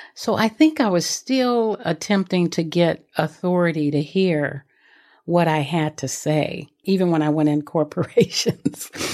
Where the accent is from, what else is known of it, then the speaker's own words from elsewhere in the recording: Los Angeles, California, United States; I grew up in South Central Los Angeles